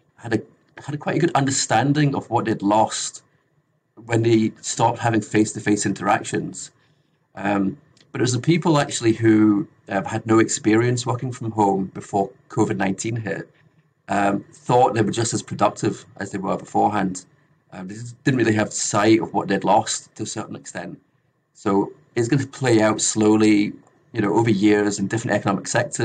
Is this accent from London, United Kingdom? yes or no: no; Scotland, United Kingdom; now in Australia; So I'm from the UK originally. I'm from Scotland